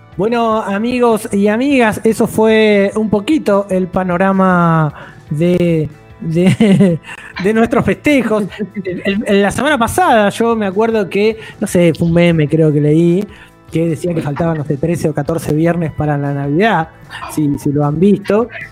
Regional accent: Buenos Aires Province, Argentina; Soy del Conurba

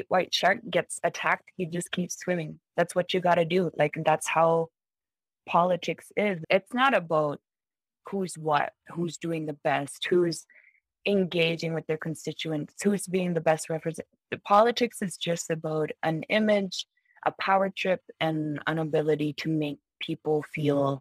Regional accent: Baker Lake, Nunavut, Canada; my hometown is Baker Lake

